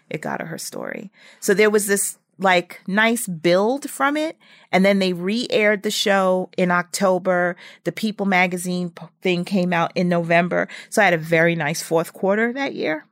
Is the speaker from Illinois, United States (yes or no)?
no; New York City, New York, United States; I was from Brooklyn and, and from his neighborhood